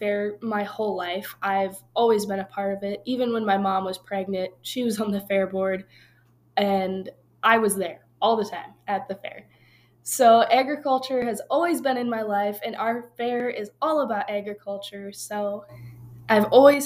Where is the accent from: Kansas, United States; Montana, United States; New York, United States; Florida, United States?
Montana, United States; northeastern; moved away as an adult; now in Laramie, United States; I've grown up on a ranch my whole life in the very northeastern corner of Montana